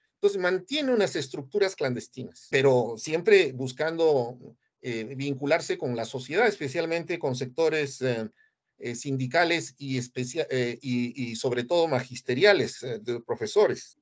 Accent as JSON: {"language": "Spanish", "country": "Peru", "said": "yo soy peruano"}